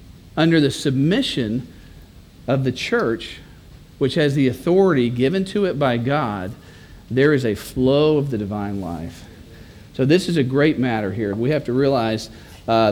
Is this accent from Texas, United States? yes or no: yes; Texas, United States; I'm a Texan